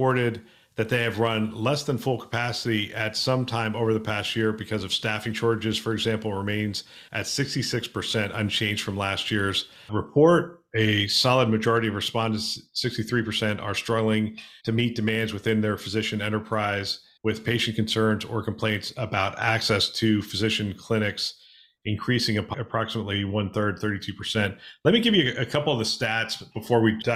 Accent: Pennsylvania, United States; I'm from Pennsylvania

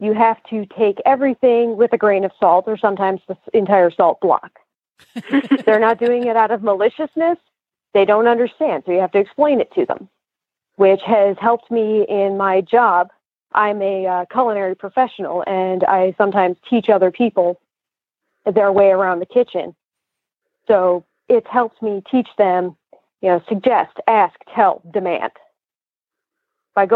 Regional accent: Detroit, Michigan, United States; moved away as an adult; now in Lexington, United States; I am originally from the Metro Detroit area

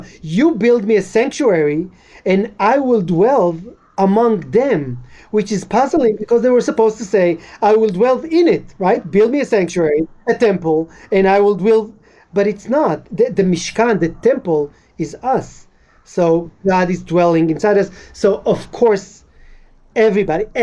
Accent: Israel; I'm Israeli, but European Jews that came were considered more. So growing up as a Moroccan was kind of underdog in a way

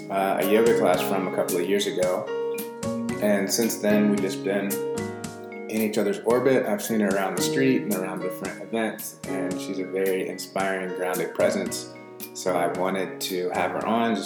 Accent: Atlanta, Georgia, United States; also born or lived in Boston; now in San Francisco, United States; I'm from Atlanta. And I was actually born in Boston

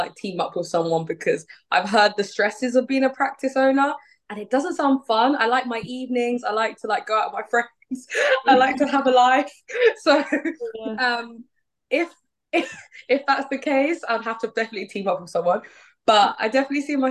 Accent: Nigeria; I'm from Nigeria

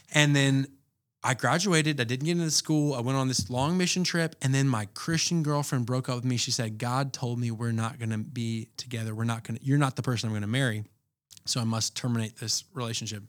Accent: Atlanta, Georgia, United States; moved away as an adult; now in Anchorage, United States; I, uh, born and raised in Atlanta, but I've had ties to Anchorage since two thousand nine

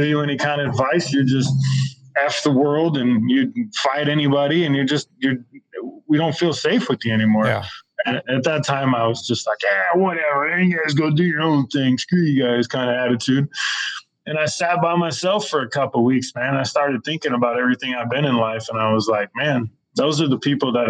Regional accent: Shasta County, California, United States; the people I grew up with in Shasta County

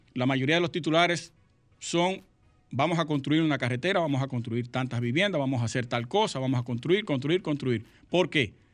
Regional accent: Dominican Republic

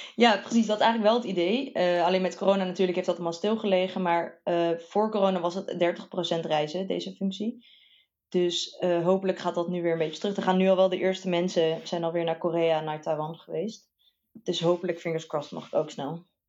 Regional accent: Bergen op Zoom, North Brabant, Netherlands; moved away as an adult; also born or lived in Delft / Eindhoven; opgegroeid in Brabant, Berg op Zoom

